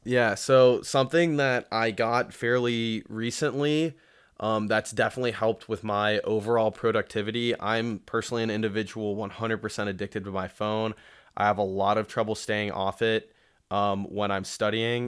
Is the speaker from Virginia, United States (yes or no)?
no; Columbus, Ohio, United States; I was born and raised in Columbus